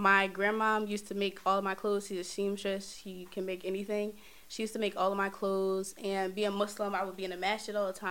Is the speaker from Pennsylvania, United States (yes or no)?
yes; Philadelphia, Pennsylvania, United States; I'm from Philadelphia. Born and raised in Philadelphia